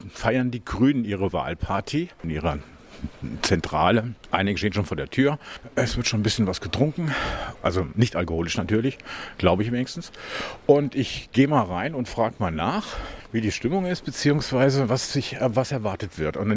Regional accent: Hameln, Lower Saxony, Germany; weil äh, ich komme ja ursprünglich aus Hameln, ich kenne da sehr viele Leute

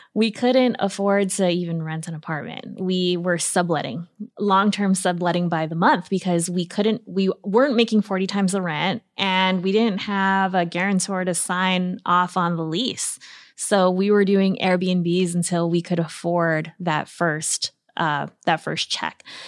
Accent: Guam; moved away as an adult; also born or lived in New York City; I moved from Guam, a tiny island in the Pacific where I was born and raised

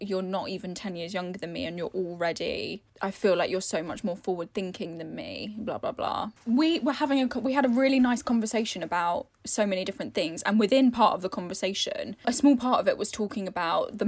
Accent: London, United Kingdom; growing up in London in like a really diverse, like in my school even was super diverse

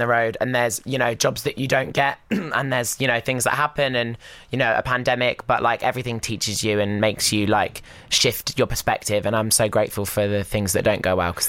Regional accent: Basingstoke, South East England, United Kingdom; moved away as an adult; now in London, United Kingdom; I am from Basingstoke in Hampshire.

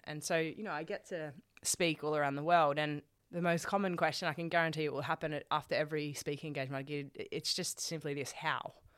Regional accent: Sydney, New South Wales, Australia; we're, we're here in Melbourne. I'm from Sydney

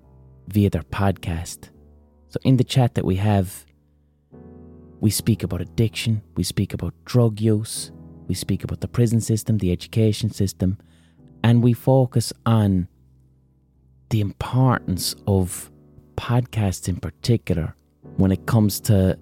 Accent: Limerick, Munster, Ireland; accent: Limerick; my Limerick accent

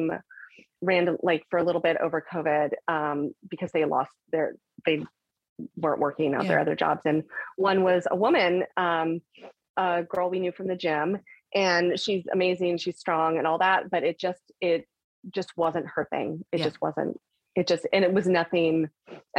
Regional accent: California, United States; I'm from California

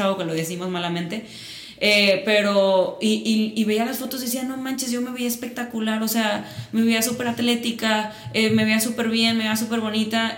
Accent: Mazatlán, Sinaloa, Mexico; accent: Sinaloan; moved away as an adult; now in Guadalajara, Mexico; yo nací en Mazatlán, llevo aquí viviendo ocho años. Siempre me dicen, ya eres tapatía. Y yo, claro que no, yo sigo siendo sinaloense. escucha mi acento.

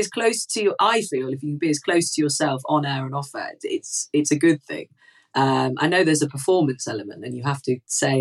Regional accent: Manchester, North West England, United Kingdom; as a Mancunian

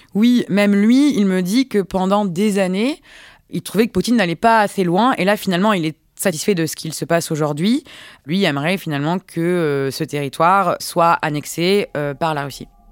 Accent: France; en tant que Français

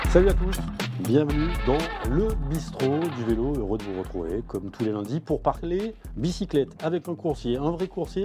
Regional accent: the South, south of France, France; je suis du Sud

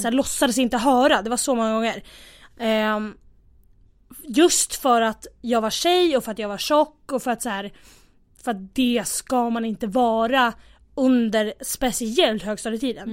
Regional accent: Västerås, Västmanland, Sweden; moved away as an adult; now in Stockholm, Sweden; jag kommer från Västerås, egentligen. Bor i Stockholm

